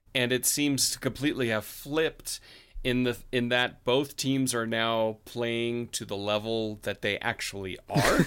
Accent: United States; I'm an American

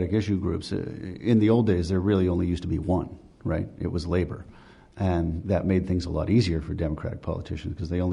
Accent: West Virginia, United States; moved away; I'm from West Virginia

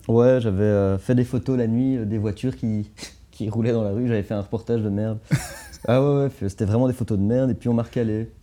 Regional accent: Anderlecht, Brussels-Capital Region, Belgium; je viens d'Anderlecht

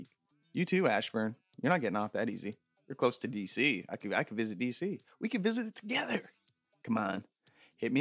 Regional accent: Canada; I'm from Canada.

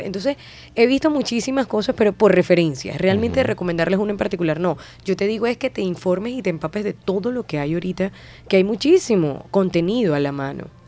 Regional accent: Puerto Ordaz, Bolívar, Venezuela; moved away as an adult; now in Colombia; en mi natal Puerto Ordaz

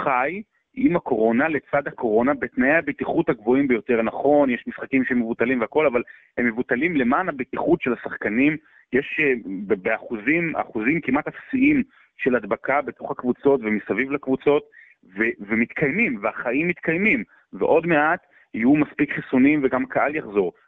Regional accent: Rehovot, Central District, Israel; נולדתי ברחובות

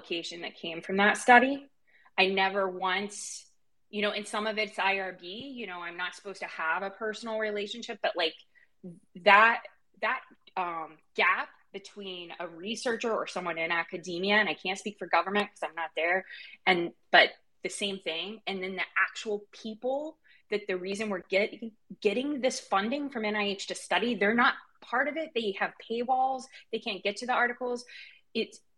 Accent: Eastern Kentucky, United States; I was raised in Eastern Kentucky

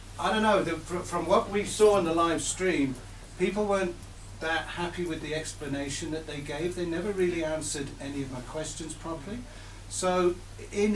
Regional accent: the north of England, United Kingdom; now in South Africa; I'm English and I'm from the north of England.

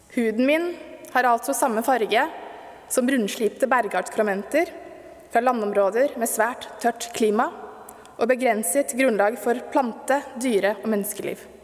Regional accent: Stokke, Vestfold, Norway; da jeg vokste opp i Stokke på 80- og 90-tallet

